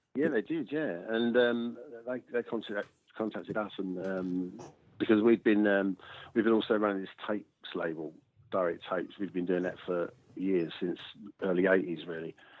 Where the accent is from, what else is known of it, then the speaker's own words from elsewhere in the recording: London, United Kingdom; we came from South London